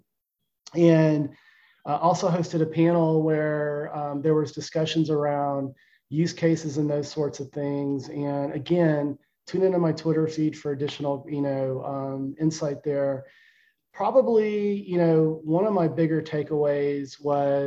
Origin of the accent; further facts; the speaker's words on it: Austin, Texas, United States; my hometown of Austin